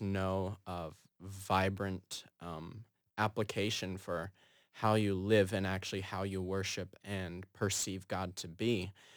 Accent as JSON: {"language": "English", "town": "Fergus Falls", "region": "Minnesota", "country": "United States", "moved": "as an adult", "lives_now": "Chicago, United States", "said": "I'm from Fergus Falls, Minnesota."}